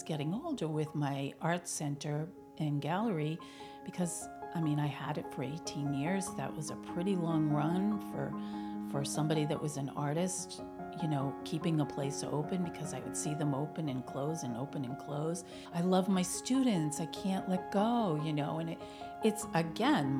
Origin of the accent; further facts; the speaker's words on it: Billerica, Massachusetts, United States; moved away as an adult; also born or lived in Florida / Virginia; when I moved back home, I got involved in my hometown, Billerica